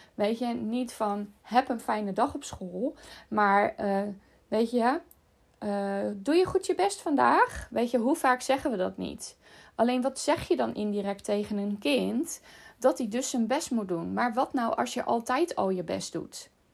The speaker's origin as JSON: {"language": "Dutch", "town": "Rotterdam", "region": "South Holland", "country": "Netherlands", "tie": "born or raised there", "said": "Ik woon dan vlak naast Rotterdam en ik ben in Rotterdam opgegroeid."}